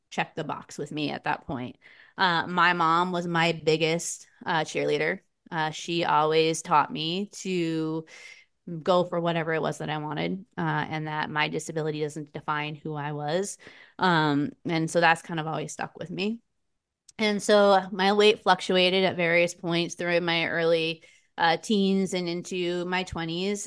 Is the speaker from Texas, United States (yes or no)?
no; Vermont, United States; also born or lived in Lowell, Massachusetts; I grew up in Lowell, Massachusetts, was where I'm originally from. My parents moved us to Vermont when I was about 6 or 7